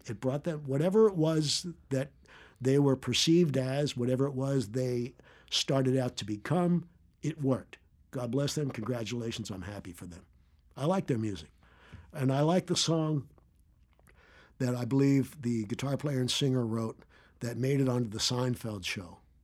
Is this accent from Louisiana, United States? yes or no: no; Philadelphia, Pennsylvania, United States; moved away as an adult; also born or lived in New York / California / Austin, Texas; I grew up in Philadelphia